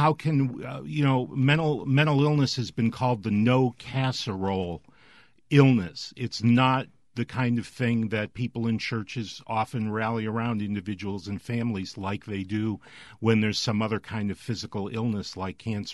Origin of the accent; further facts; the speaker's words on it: Boston, Massachusetts, United States; moved away as an adult; now in Mississippi, United States; I'm originally from the Boston area